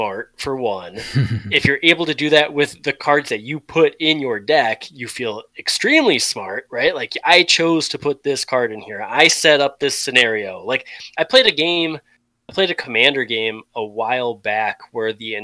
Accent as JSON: {"language": "English", "region": "Wisconsin", "country": "United States", "tie": "born or raised there", "said": "born and raised in Wisconsin"}